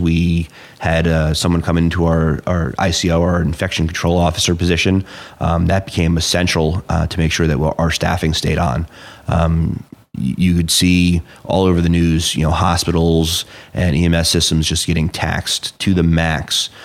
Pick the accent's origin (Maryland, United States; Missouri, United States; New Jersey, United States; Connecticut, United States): New Jersey, United States; Clinton; also born or lived in Flemington; I grew up, you know, like I said, in Hunter N County. Um, so I was born and raised in Clinton.